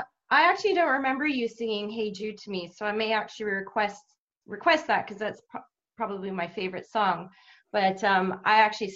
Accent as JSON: {"language": "English", "town": "Vancouver", "region": "British Columbia", "country": "Canada", "said": "Okay, so I'm from Vancouver, Canada."}